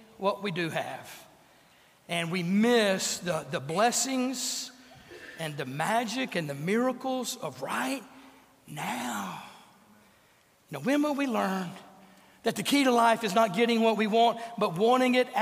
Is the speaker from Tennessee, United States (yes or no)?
no; North Louisiana, United States; growing up in North Louisiana